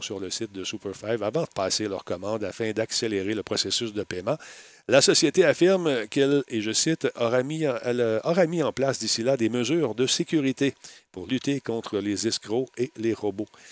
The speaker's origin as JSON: {"language": "French", "region": "Quebec", "country": "Canada", "said": "j'étais du Québec"}